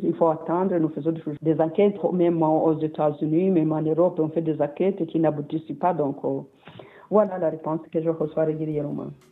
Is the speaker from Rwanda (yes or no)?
yes; Rwanda; nous tous, en tant que Rwandais